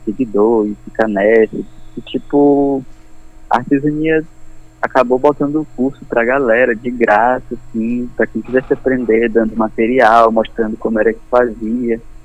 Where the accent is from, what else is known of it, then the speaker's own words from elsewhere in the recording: Brazil; eu sou brasileiro, nascido no Brasil